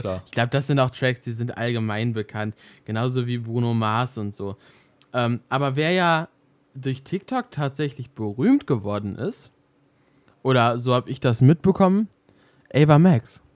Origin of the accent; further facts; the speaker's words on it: Germany; hier bei uns in Deutschland